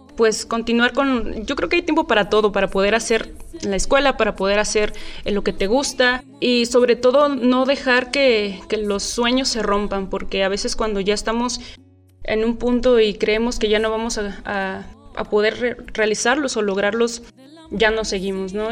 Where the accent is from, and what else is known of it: Mexico